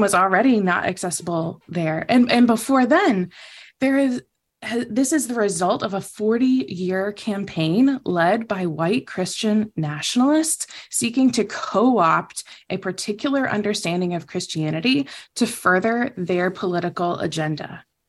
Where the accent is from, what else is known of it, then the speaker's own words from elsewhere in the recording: the South, United States; also born or lived in Philippines; I was raised in the South